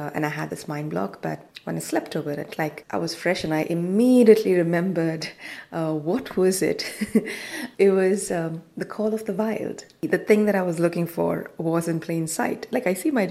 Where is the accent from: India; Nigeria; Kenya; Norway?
India; Goa; moved away as an adult; I am from Goa, so it's one of the mining areas in India